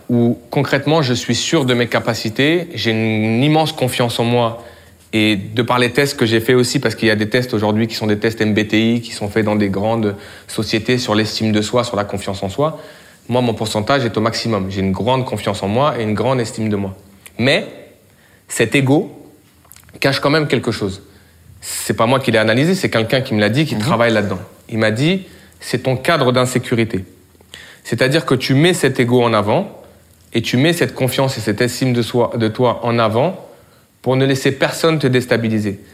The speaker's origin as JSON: {"language": "French", "country": "France", "tie": "born or raised there", "said": "je suis né en France, mes racines sénégalaises sont omniprésentes chez moi, de par mon père"}